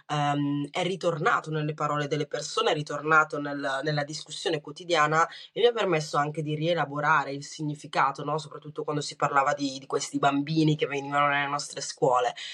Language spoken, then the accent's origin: Italian; Rwanda; born there; Italian is a second language; Io guarda, sono nata nel 91, sono nata in Ruanda